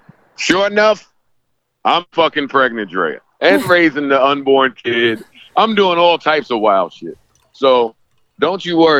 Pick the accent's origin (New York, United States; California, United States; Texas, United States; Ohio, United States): New York, United States; New York City; I'm a New Yorker.